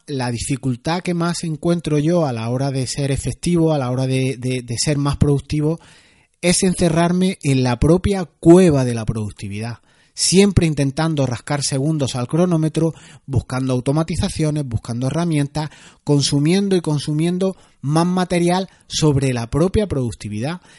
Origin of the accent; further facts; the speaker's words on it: Granada, Andalusia, Spain; soy andaluz, granaíno, como decimos aquí